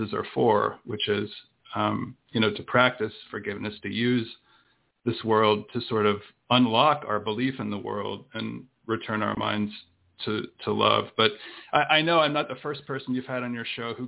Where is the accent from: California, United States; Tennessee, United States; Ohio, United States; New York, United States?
Tennessee, United States; also born or lived in Miami, Florida / Birmingham, Alabama; we eventually moved to Tennessee, which is where I grew up